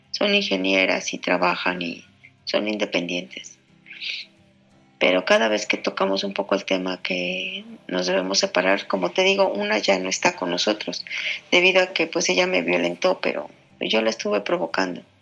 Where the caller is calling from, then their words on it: Mexico; Hola Julio … de México.